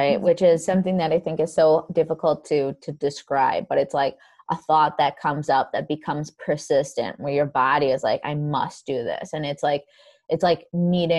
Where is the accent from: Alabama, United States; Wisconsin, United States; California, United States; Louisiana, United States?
Wisconsin, United States; I'm from Wisconsin, in our kind of Midwest area as well